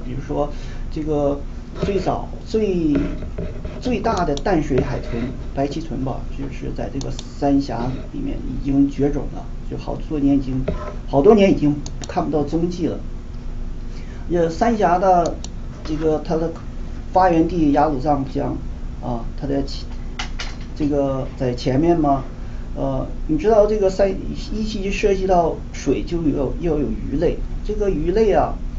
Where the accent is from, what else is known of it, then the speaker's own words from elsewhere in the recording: China; 我们中国人